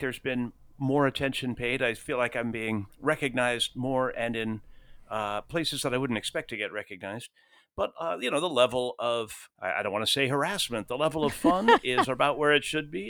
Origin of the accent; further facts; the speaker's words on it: Rome, Lazio, Italy; moved away; I was born in Rome